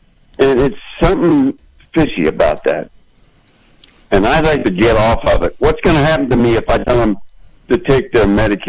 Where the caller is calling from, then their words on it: Yorkville, California, United States; I'm calling from Yorkville. I am on Medicare. I'm 76 years old